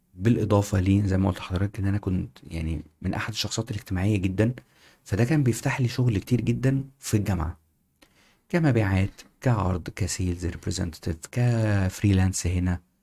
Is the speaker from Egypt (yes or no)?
yes; Egypt; moved away as an adult; also born or lived in United Kingdom / Singapore; احنا كنا مصريين